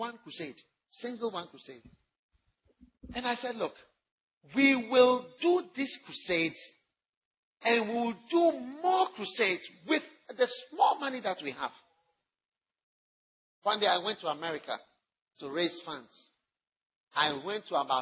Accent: Ghana; being a Ghanaian or African

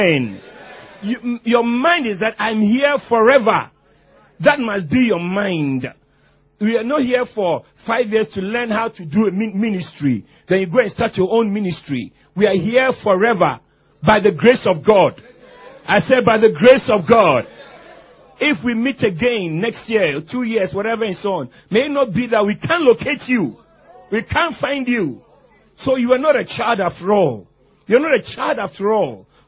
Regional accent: Ghana; I come from Ghana

